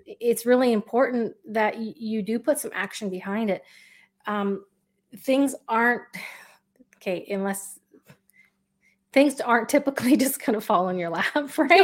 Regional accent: Canada; I'm Canadian, so hockey's a big thing here

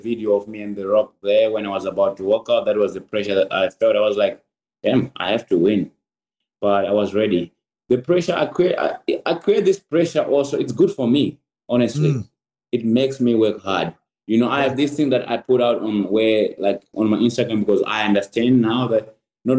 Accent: Zimbabwe; now in United States; I'm a prideful Zimbabwean

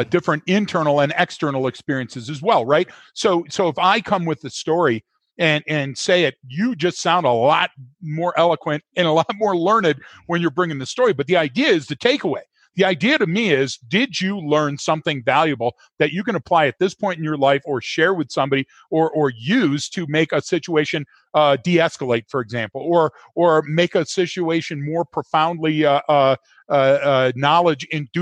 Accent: Detroit, Michigan, United States; now in Colorado, United States; I'm living in Colorado and I'm from Detroit

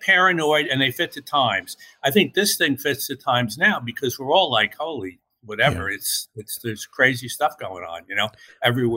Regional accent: Newburgh, New York, United States; I grew up in Newburgh, New York, as you mentioned, and Newburgh is a tough little river town

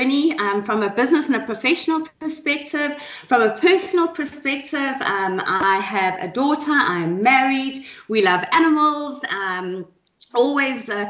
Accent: Johannesburg, Gauteng, South Africa; also born or lived in KwaZulu-Natal; I'm born and bred and very proudly South African. Jozi is my hometown, although I was born in KZN

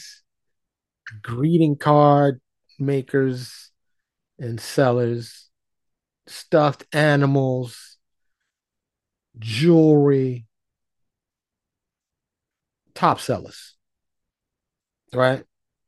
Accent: New York, United States; moved away; I'm from New York, born and raised

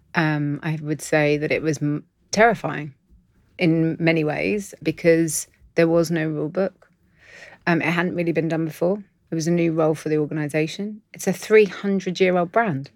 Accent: London, United Kingdom; I'm in Londoner

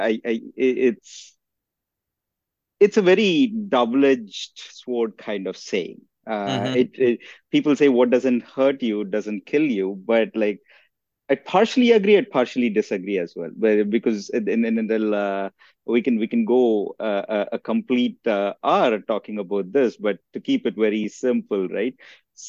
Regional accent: South India, India; moved away as an adult; now in United States; I grew up, I was born and raised in India, in the southern part of India. I came here to the US back in 2006 to do my master's degree.

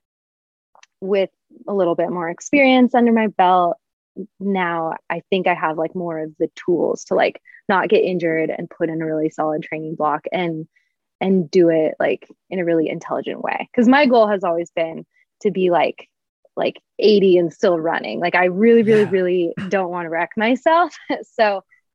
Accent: Portland, Oregon, United States; also born or lived in Boulder / Flagstaff; now in Spokane, United States; I grew up in Portland

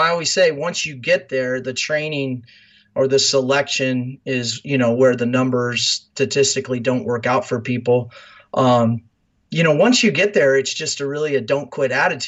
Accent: Fremont, Nebraska, United States; moved away as an adult; I grew up in Fremont, Nebraska, so I'm as Nebraska as it comes

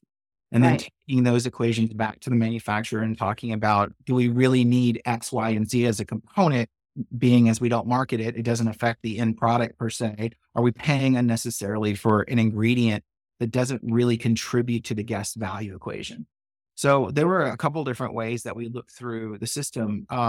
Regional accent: Shreveport, Louisiana, United States; My brother actually bartended on the border where I grew up in Shreveport. Louisiana.

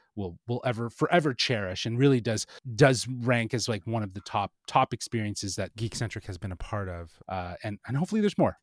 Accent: Canada; being Canadian

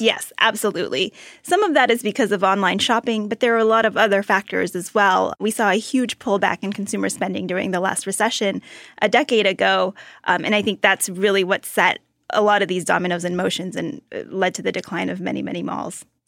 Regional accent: Austin, Texas, United States; I grew up in Austin, Texas

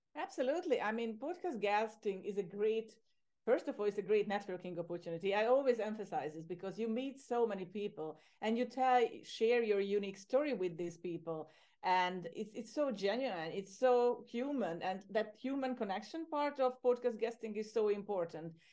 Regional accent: Hungary; moved away as an adult; also born or lived in Ireland; now in Cyprus; I'm originally from Hungary, from Central Europe

